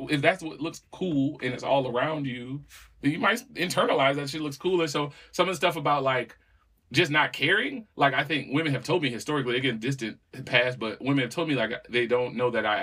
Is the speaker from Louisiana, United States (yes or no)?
no; Walkertown, North Carolina, United States; Yeah, man, you know, I'm from Walkertown, man. It's is the home of pimps and players.